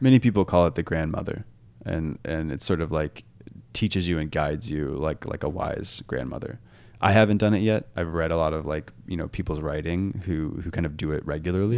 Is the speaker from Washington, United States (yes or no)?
yes; Washington, United States; I grew up in Washington where there's beautiful mountains